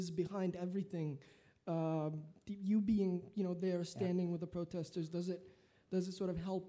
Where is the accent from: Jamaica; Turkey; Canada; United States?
Turkey; moved away; I'm a college from Turkey. I'm a college senior from Turkey.